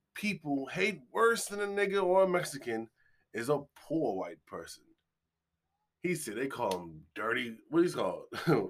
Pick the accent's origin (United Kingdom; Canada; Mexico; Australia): Australia; I'm Australian, mate.